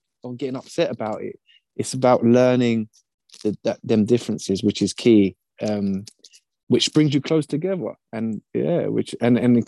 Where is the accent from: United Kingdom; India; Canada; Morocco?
United Kingdom; I'm British